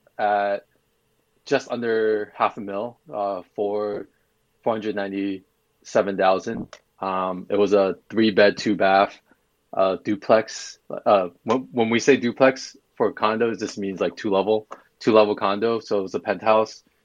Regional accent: Long Island, New York, United States; So I'm originally from New York. So I grew up in Long Island

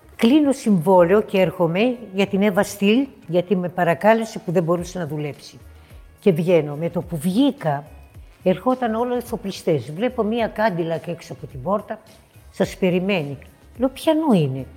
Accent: Thessaloniki, Central Macedonia, Greece; moved away as an adult; also born or lived in United States; Ξεκίνησα από τη Θεσσαλονίκη μου, την πατρίδα μου. Παιδάκι, πολύ μικρό

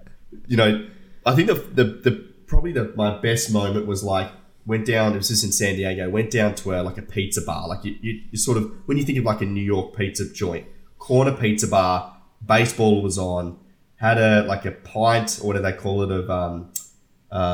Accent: Australia; I'm Australian

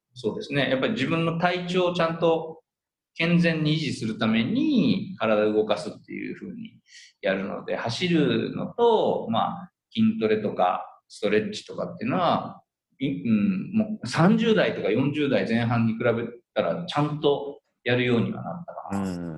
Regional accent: Udon Prefecture, Kagawa, Japan; now in Tokyo metropolitan area, Japan; 僕はそのうどん県出身者として

